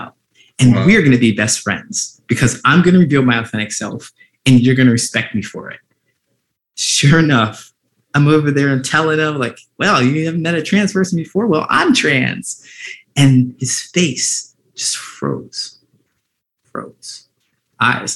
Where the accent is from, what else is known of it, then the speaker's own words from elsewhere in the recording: Ohio, United States; growing up in Ohio